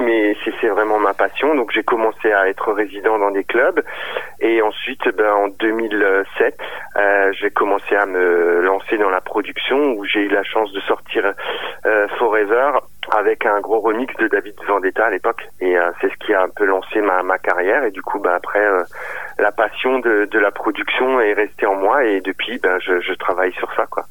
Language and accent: French; Strasbourg region, Grand Est, France; de la, région de Strasbourg